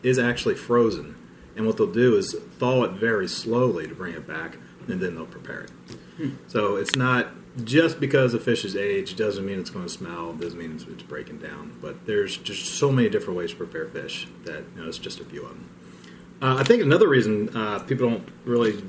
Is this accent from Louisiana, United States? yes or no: no; Cincinnati, Ohio, United States; we grew up in Cincinnati